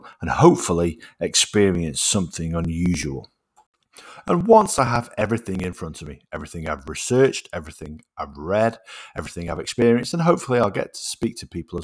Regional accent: Stoke-on-Trent, West Midlands, United Kingdom; I was born in Burslem, Stoke-on-Trent

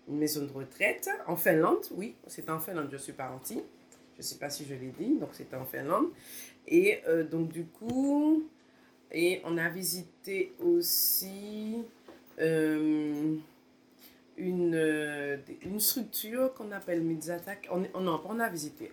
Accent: Martinique; moved away; quand je suis retournée en Martinique

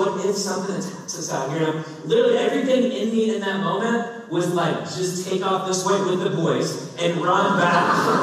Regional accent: Kentucky, United States; I grew up in Kentucky.

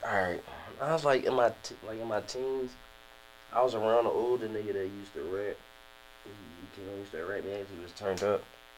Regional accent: Philadelphia, Pennsylvania, United States; I grew up in North Philly. Mm-hmm. I grew up in Richard Island. Mm-hmm. Like, I come from the projects.

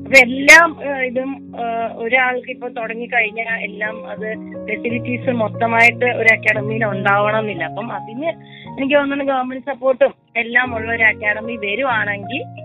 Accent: Kozhikode, Kerala, India; കോഴിക്കോട് ഇപ്പം indoor stadium corporation സ്റ്റേഡിയത്തിൽ ഞാൻ കളിച്ച് വളർന്ന സ്റ്റേഡിയത്തിൽ

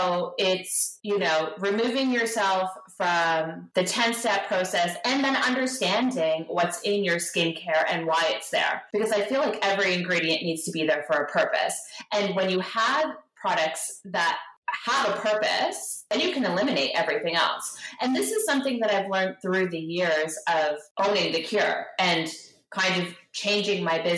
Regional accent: Guelph, Ontario, Canada; also born or lived in Toronto; I actually grew up in Ontario. I was raised in Guelph

